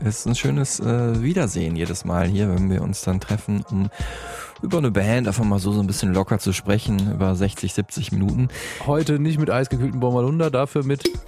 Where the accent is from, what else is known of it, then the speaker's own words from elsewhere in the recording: Dortmund, North Rhine-Westphalia, Germany; meiner Heimatstadt Dortmund